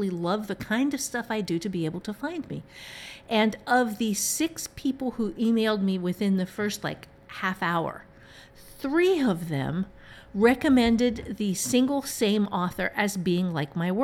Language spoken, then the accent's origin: English; Ohio, United States; moved away; the part of Ohio that I am from